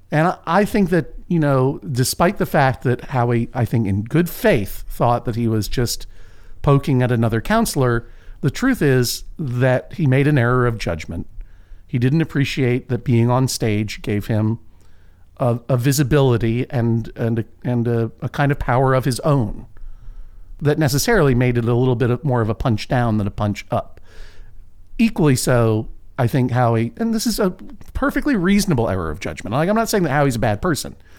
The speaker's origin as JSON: {"language": "English", "town": "Boston", "region": "Massachusetts", "country": "United States", "tie": "born or raised there", "moved": "yes", "lives_now": "Portland, United States", "said": "my hometown, sort of, of Boston, Massachusetts"}